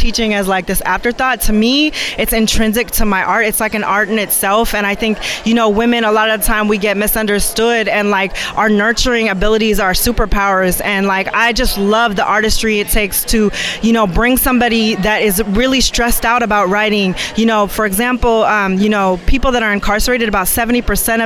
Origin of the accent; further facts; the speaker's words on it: Seattle, Washington, United States; now in Oakland, United States; I'm somebody that is a transplant. I've been here for 8 years, but I'm originally from Seattle, Washington, up north.